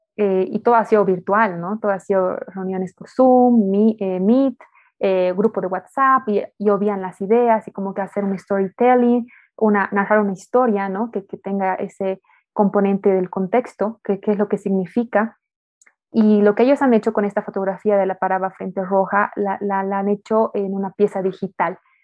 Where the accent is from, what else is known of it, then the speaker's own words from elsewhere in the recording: Bolivia; nosotros como bolivianos, como latinos